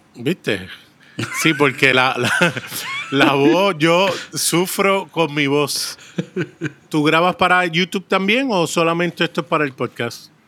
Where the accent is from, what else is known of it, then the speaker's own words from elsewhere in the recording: Puerto Rico; also born or lived in Brooklyn, New York, United States / San Juan, Puerto Rico; nací en San Juan, Puerto Rico. A los tres años me fui para Brooklyn, New York.